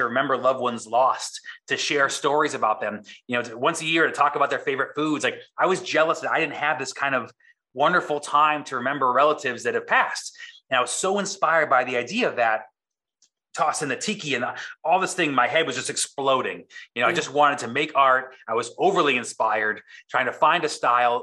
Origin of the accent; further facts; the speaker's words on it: East Coast, United States; moved away as an adult; now in San Diego, United States; I grew up on the East Coast, which is, again, creatively a vacuum.